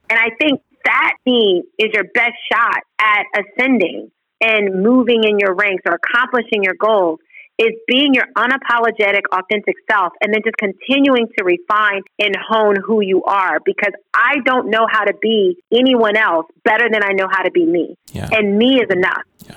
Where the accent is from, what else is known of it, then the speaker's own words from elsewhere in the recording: Texas, United States; also born or lived in Rochester / New Jersey; we moved from Rochester to Texas when I was in the fifth grade.